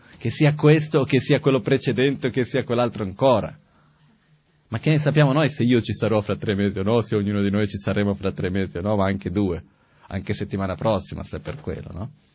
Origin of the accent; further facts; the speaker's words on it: Brazil; now in Italy; io sono nato in Brasile, di una famiglia metà ebrea, metà presbiteriana